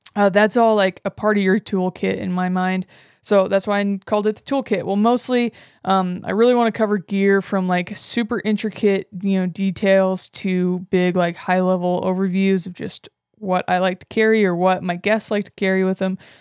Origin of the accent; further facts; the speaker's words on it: Northwest Nebraska, United States; moved away as an adult; also born or lived in Wyoming; I grew up in Northwest Nebraska on my family's cattle ranch